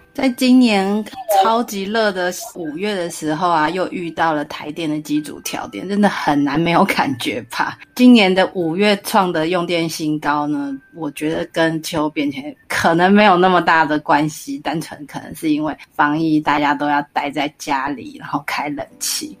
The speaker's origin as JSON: {"language": "Chinese", "country": "Taiwan", "said": "我们台湾这边"}